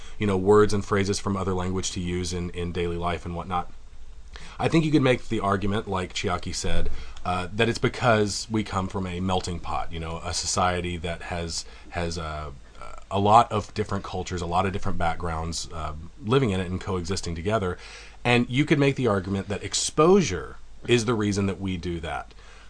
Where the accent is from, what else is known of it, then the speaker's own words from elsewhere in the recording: United States; first language English; now in Japan; myself as an American, as someone from the United States